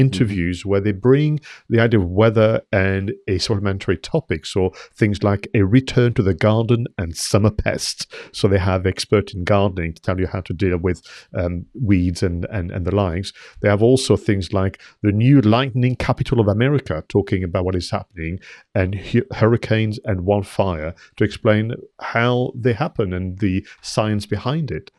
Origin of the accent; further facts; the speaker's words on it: France; moved away as an adult; now in United Kingdom; I've been in the U K thirty years. I did receive my settled status letter as well, so I am allowed to stay as a, you know, French national.